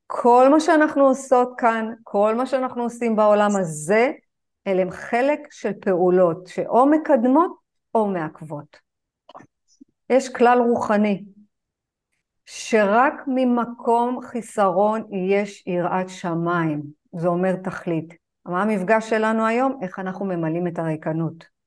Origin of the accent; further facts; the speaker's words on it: Israel; אני גדלתי בז'בוטינסקי, בשכונה של השיא השכונתית